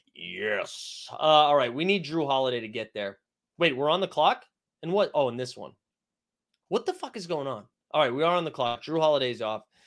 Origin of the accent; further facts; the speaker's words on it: Lakeville, Massachusetts, United States; Lakeville, Massachusetts, my hometown